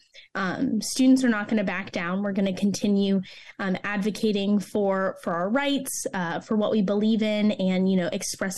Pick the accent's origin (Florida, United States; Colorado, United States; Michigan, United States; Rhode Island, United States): Florida, United States; Orlando; Yes, I'm from Orlando originally.